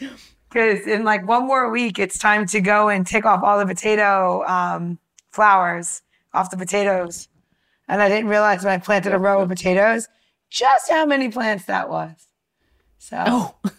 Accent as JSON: {"language": "English", "region": "New York", "country": "United States", "tie": "born or raised there", "said": "I grew up in New York and I grew up in a very mixed community"}